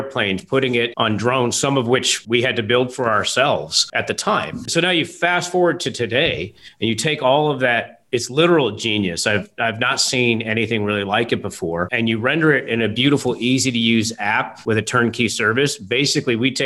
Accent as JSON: {"language": "English", "region": "the South", "country": "United States", "tie": "born or raised there", "also_born_or_lived": "the Midwest", "moved": "yes", "said": "I grew up in the South"}